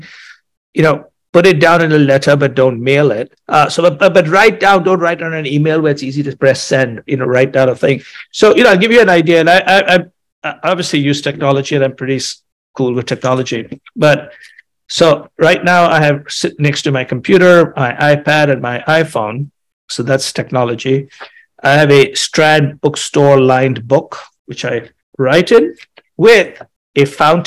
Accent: India; moved away as an adult; also born or lived in Chicago; I grew up in India

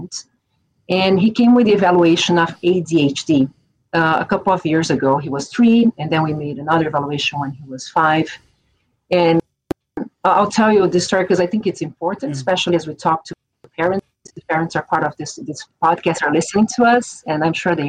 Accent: São Paulo, Brazil; English is a second language; moved away; I am originally from Brazil. I'm from São Paulo

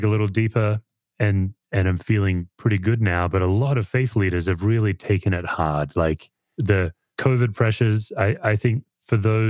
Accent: Australia; now in United States; as an Aussie. My impression as an immigrant

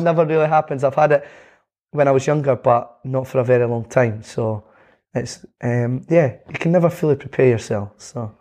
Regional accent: Scotland, United Kingdom; being Scottish

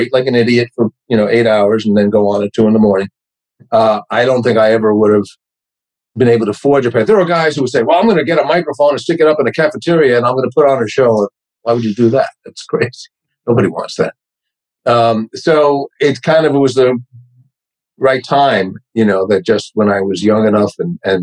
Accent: New York, United States; accent: New York; now in Los Angeles, United States; my New York accent was so much more pronounced back then

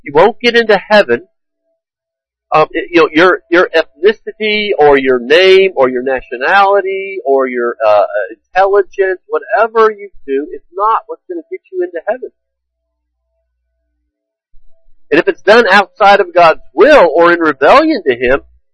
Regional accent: United States; I am an American

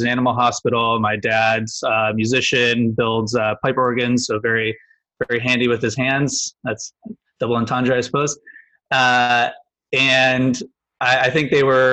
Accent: Cleveland, Ohio, United States; Grew up in the Midwest, Cleveland

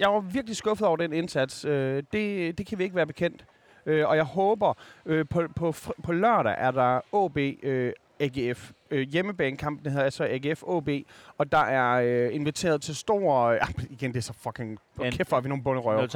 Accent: Skanderborg, Central Denmark Region, Denmark; vokset op i Skanderborg

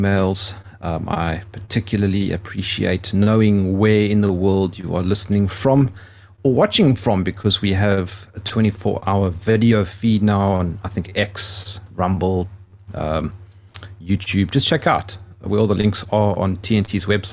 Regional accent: South Africa; I'm South African

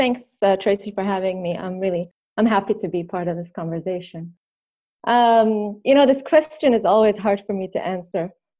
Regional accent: Sanaa, Amanat Al Asimah, Yemen; born there; also born or lived in Tunisia / Egypt / United States; Before that, in Tunis, in Tunisia. Before that, in Yemen. And before that, in Egypt. And before that, in the U.S. So I was born in Sana'a, Yemen.

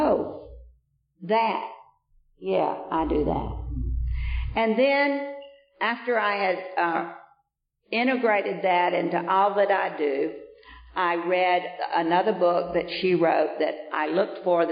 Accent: Vienna, Georgia, United States; moved away; when I came from Vienna, Georgia, that I was right up down the front row in that Methodist church every Sunday

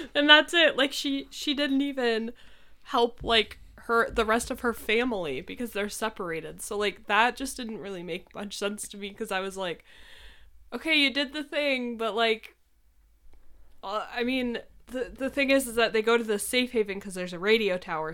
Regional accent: New York, United States; moved away

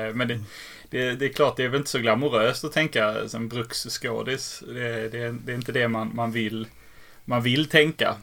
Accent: Helsingborg, Skåne, Sweden; accent: Scanian; also born or lived in Lund; jag är född i Helsingborg

